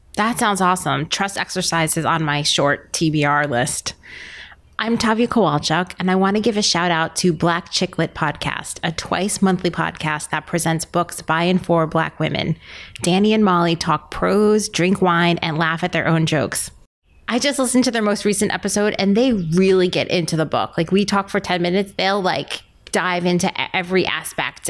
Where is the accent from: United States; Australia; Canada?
United States; New York City, New York; I'm a New Yorker